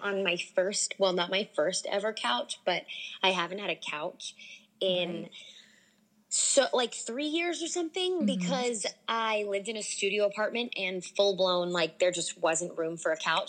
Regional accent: Delaware, United States; moved away as an adult; also born or lived in Stanford, California; now in Los Angeles, United States; I was raised in Delaware

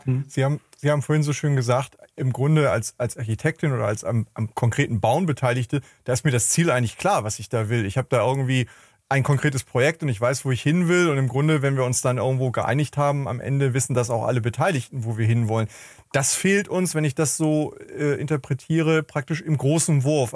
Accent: Hamburg, Germany; ich komme ja aus Hamburg

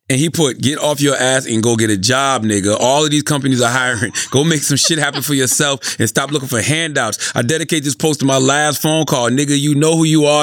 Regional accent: Moncks Corner, South Carolina, United States; growing up in Monk's Corner

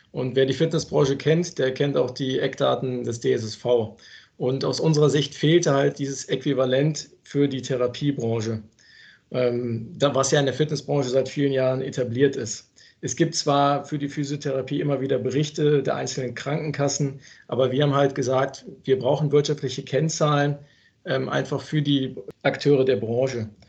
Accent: Cologne, North Rhine-Westphalia, Germany; Ja, und für mich als Kölner ist die FIBO äh, die Hausmesse.

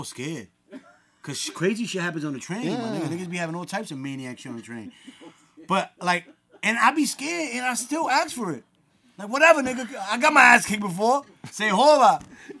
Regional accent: New York City, New York, United States; I'm not an immigrant, nigga. I was born in the Bronx.

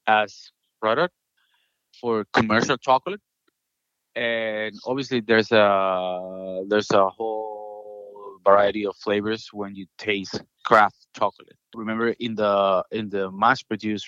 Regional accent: Venezuela; moved away as an adult; now in United States; Originally, I'm from Venezuela.

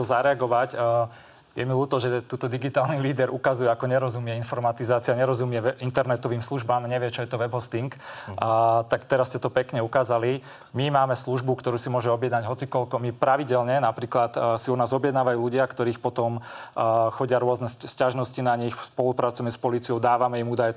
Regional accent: Kysuce, Žilina Region, Slovakia; ja sám pochádzam z Kisu, z dediny

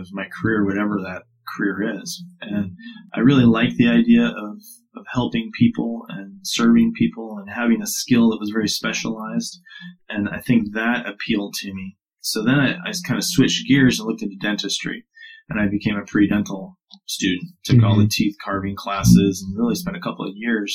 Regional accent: Madison, Wisconsin, United States; I grew up in Madison, Wisconsin

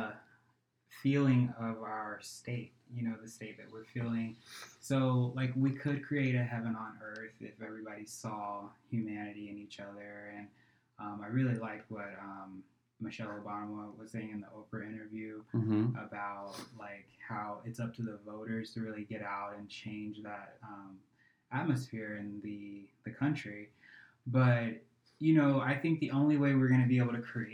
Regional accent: Milton, Florida, United States; moved away as an adult; also born or lived in Carrollton, Georgia / Jacksonville, Florida / New York; I ended up growing up in Pensacola Beach, Florida, actually Milton, a smaller town

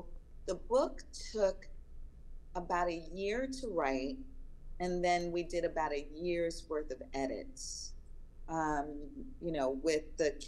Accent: Long Island, New York, United States; even though I was raised in Long Island in the North, that I am very much a Southern woman. And I say that because I was raised by Southern people. My mom's from South Carolina, my dad's from Virginia.

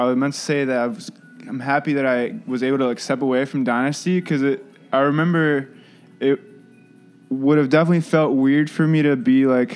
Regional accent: Louisville, Kentucky, United States; moved away as an adult; now in Chicago, United States; I grew up in Louisville, Kentucky

